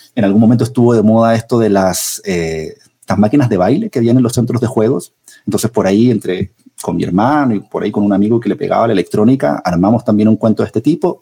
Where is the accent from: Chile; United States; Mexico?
Chile; central Chile; moved away as an adult; also born or lived in Santiago, Chile; now in Colombia; hace 38 años em, en la zona central de Chile